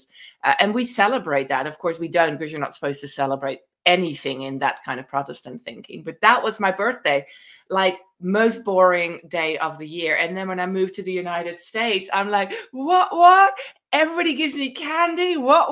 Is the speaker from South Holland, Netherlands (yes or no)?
no; Amsterdam, North Holland, Netherlands; moved away; I somehow managed to grow up in Amsterdam in the 1970s